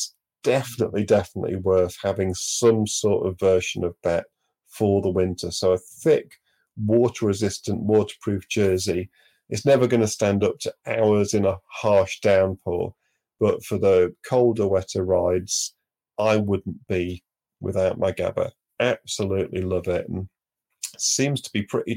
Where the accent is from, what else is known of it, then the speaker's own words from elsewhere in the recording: Manchester, North West England, United Kingdom; moved away; also born or lived in Devon; growing up in Manchester